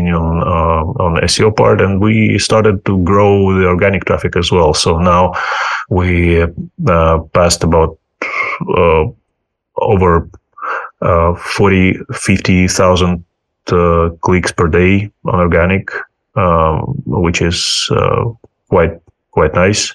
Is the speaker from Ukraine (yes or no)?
yes; Ukraine; English is a second language; moved away as an adult; also born or lived in United States / United Kingdom / New Zealand / Germany; now in Spain; I'm originally from Ukraine.